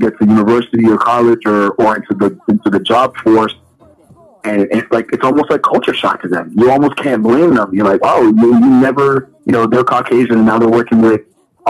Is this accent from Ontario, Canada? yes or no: yes; Toronto, Ontario, Canada; But my mom and my grandmother, et cetera, moved to Toronto, and I grew up in Toronto